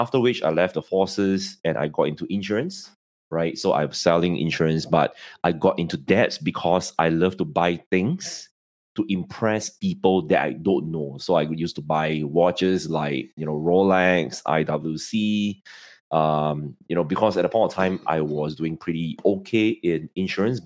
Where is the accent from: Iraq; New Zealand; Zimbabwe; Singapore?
Singapore; I'm in Singapore and, I'm from Singapore